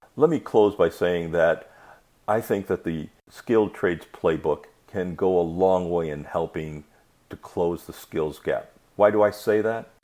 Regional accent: Michigan, United States; I grew up in Michigan

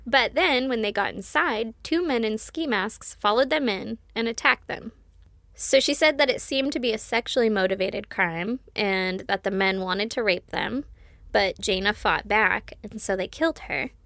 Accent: West Coast, United States; I'm from the West Coast

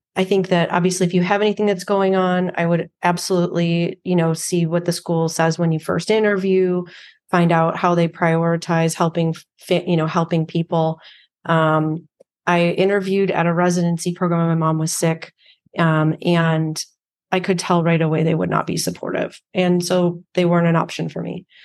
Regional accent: Chicago, Illinois, United States; I actually grew up on the south side of Chicago.

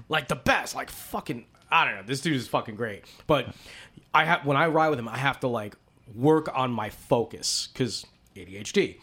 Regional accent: East Coast, United States; I'm from the East Coast

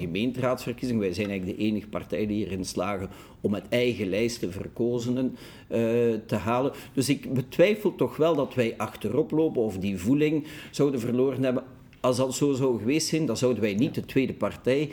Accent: Brussels, Brussels-Capital Region, Belgium; Ik ben een Brusselaar en ik ben fier dat ik een Brusselaar ben

